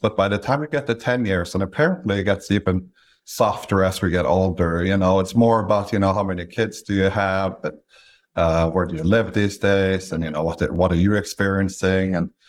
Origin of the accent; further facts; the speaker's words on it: Stavanger, Rogaland, Norway; English is a second language; moved away as an adult; also born or lived in London; The first thing you'll notice is that I have an accent. I'm from Norway originally, so I grew up in a small picturesque town called Stavanger, Norway. I went to college there and then did a master's degree in London